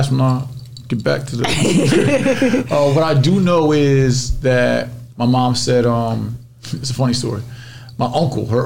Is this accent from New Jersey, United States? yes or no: yes; Somerville, New Jersey, United States; So Somerville was a baby town of Newark, New Jersey.